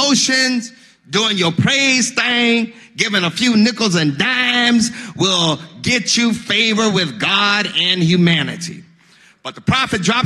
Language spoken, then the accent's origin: English; Mississippi, United States; I'm from Mississippi